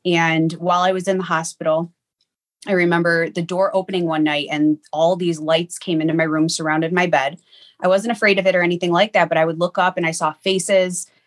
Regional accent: Niagara Falls, New York, United States; I grew up in Niagara Falls, New York.

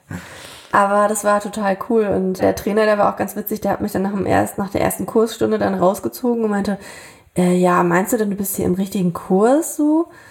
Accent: Thuringia, Germany; moved away; habe damals ja wieder in meiner alten Heimat in Thüringen gelebt

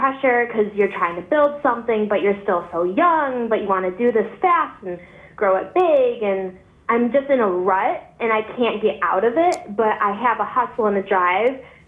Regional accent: Buffalo, New York, United States; I'm from Buffalo, New York

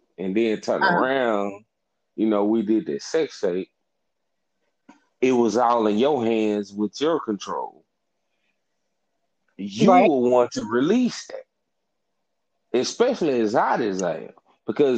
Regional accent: Ruleville, Mississippi, United States; I'm from Ruleville, Mississippi

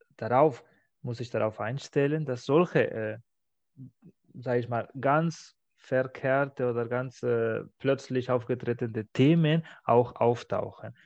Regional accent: Spain; now in Germany; meiner Heimat

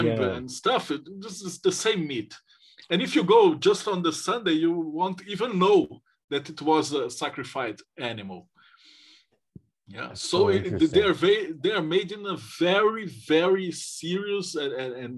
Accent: Brazil; I'm from Brazil

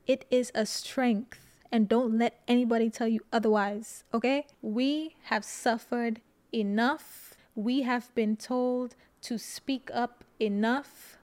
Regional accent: St. Lucia; moved away; When I speak sometimes, people always ask me, "Where are you from?" and I say Saint Lucia

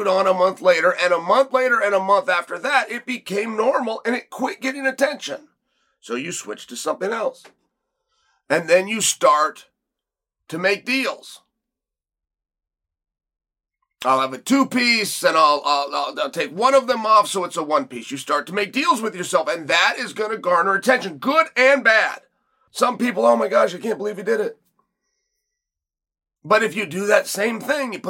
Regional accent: West Linn, Oregon, United States; I was born in West Lynn, but I will die in West Lynn. I will never leave.

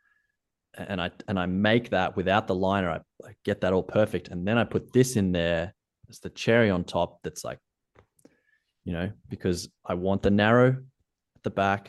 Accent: Australia; accent: Australian; I'm Australian

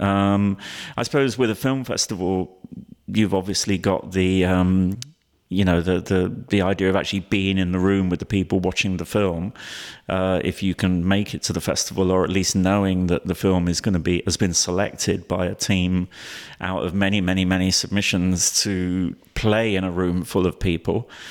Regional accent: London, United Kingdom; I grew up in London

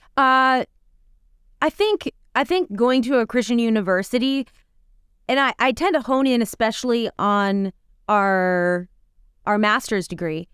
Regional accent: Minnesota, United States; moved away; We grew up in Minnesota, very rural, on, like, forty, like, acres out in the middle of the wilderness

